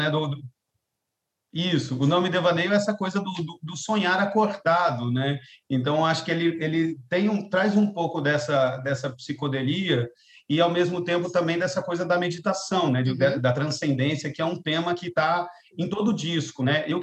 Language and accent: Portuguese; Santos, São Paulo, Brazil; born there; now in Rio de Janeiro, Brazil; eu nasci em Santos, né? No litoral de São Paulo. Depois fui para o interior de São Paulo, fui para Minas Gerais, onde eu fiz a minha faculdade de música, né? E depois fui para São Paulo capital, depois que eu vim para o Rio.